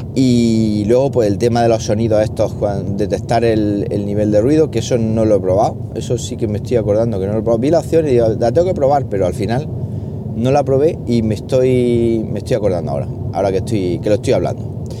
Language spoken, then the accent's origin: Spanish; Jaén, Andalusia, Spain; moved away as an adult; also born or lived in Valdepeñas / La Solana; podría ya estar trabajando aquí en, mi tierra, aquí en Jaén